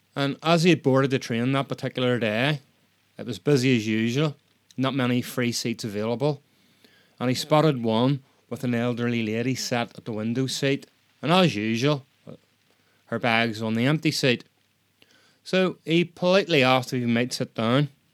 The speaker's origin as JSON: {"language": "English", "region": "Northern Ireland", "country": "United Kingdom", "said": "I'm Northern Irish"}